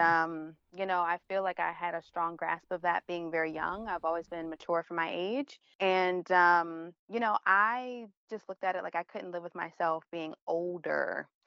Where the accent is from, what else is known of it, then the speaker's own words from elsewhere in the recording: Baltimore, Maryland, United States; moved away; also born or lived in Philadelphia / New York; I'm from Baltimore